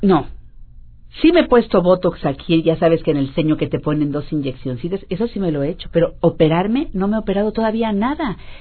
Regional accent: Mexico

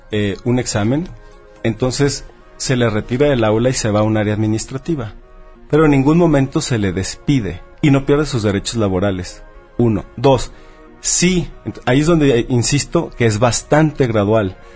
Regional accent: Mexico; es que todos los mexicanos nos volteamos para otro lado durante mucho tiempo.

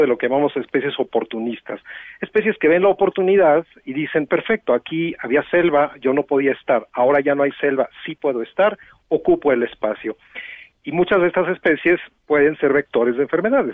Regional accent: Mexico; somos comunidad latinoamericana y somos comunidad mexicana

